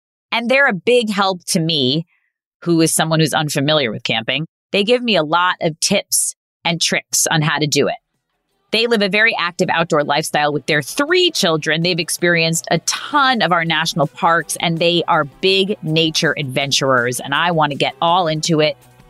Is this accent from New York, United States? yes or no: yes; New York, United States; I know nothing about it because I'm from New York and I am not good at camping